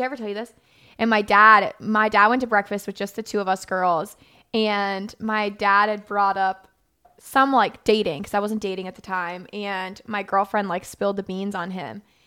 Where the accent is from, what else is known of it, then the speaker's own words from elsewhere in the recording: Florida, United States; I grew up in Florida